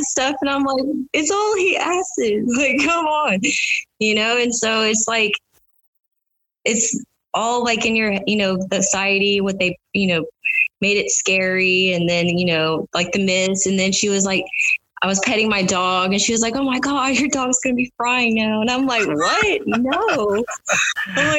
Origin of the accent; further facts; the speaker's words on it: Houston, Texas, United States; I'm 34 years old, and I'm from Houston, Texas